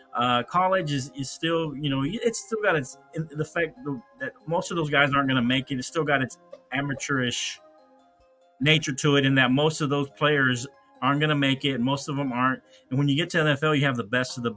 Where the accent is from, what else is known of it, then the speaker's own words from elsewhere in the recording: Lubbock, Texas, United States; I grew up in Lubbock